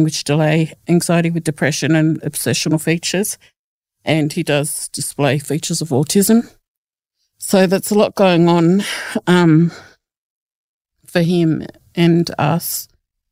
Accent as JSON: {"language": "English", "town": "Canberra", "region": "Australian Capital Territory", "country": "Australia", "tie": "born or raised there", "also_born_or_lived": "Peak Hill, New South Wales / Dubbo, New South Wales / Sydney", "said": "I was brought up in Canberra"}